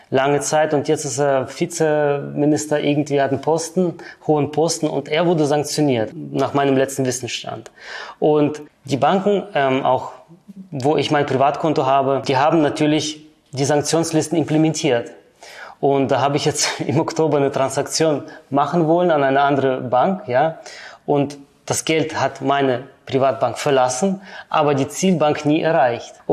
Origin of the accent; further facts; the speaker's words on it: Switzerland; Ich bin Schweizer Bürger.